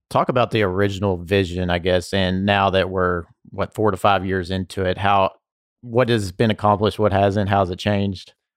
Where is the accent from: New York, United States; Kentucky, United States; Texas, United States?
Kentucky, United States; Bardstown; I'm from Bart's Town